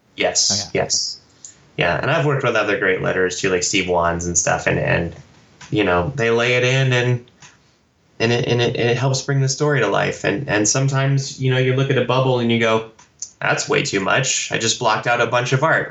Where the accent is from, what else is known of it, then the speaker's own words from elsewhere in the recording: Texas, United States; I grew up in Texas, so we would go to Big Bob's Cards and Comics